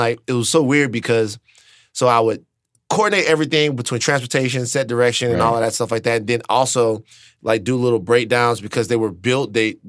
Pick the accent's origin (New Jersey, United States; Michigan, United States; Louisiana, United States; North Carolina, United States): Louisiana, United States; Baton Rouge; moved away as an adult; now in Los Angeles, United States; I'm from Baton Rouge, Louisiana.